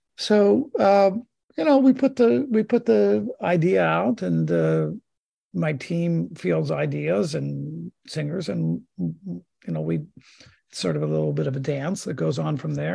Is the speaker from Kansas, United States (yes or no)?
no; Pittsburgh, Pennsylvania, United States; if you're not a Steelers fan, where I was raised, you get sent out